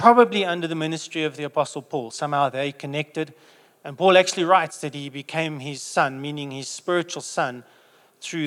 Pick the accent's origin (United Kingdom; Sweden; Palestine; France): United Kingdom; England; So being English